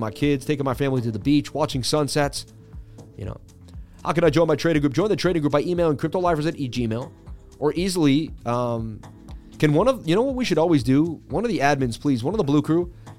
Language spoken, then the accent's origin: English; Massachusetts, United States; also born or lived in Florida; I was born in Massachusetts